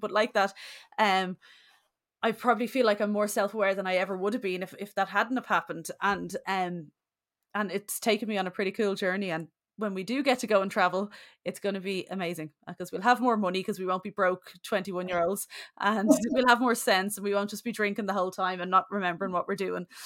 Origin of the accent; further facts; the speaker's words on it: Bray, County Wicklow, Ireland; moved away; I'm from Bray, County Wicklow originally